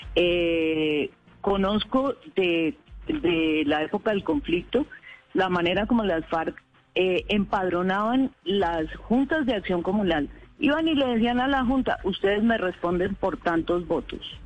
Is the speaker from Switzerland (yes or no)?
no; Pitalito, Huila, Colombia; also born or lived in Caquetá; now in Bogotá, Colombia; Yo soy de Pitalito, Huila, con nexos con el Caquetá también.